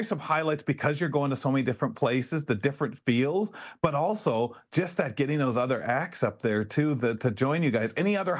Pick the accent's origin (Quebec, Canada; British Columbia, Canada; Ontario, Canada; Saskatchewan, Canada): Ontario, Canada; London; being a Londoner